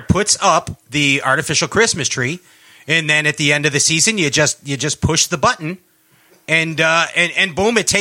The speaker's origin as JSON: {"language": "English", "area": "outside of Chicago", "region": "Illinois", "country": "United States", "tie": "born or raised there", "also_born_or_lived": "Boca Raton, Florida", "moved": "yes", "said": "I was raised mm-hmm. outside of Chicago, but I lived in Florida for like 10 years"}